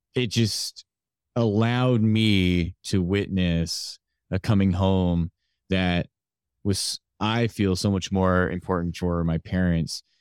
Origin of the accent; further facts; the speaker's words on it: Canada; I was born here in Canada